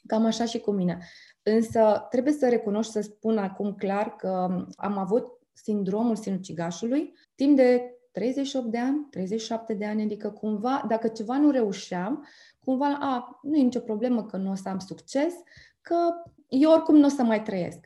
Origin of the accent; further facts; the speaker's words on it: Bucharest, Romania; also born or lived in Ploiești; now in Arad, Romania; am copilărit prin București